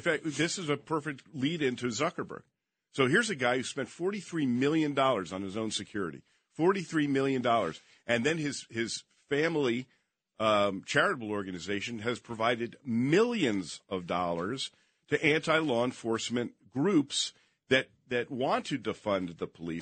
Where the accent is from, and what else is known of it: Princeton, New Jersey, United States; born or raised there; moved away as an adult; also born or lived in Las Vegas, Nevada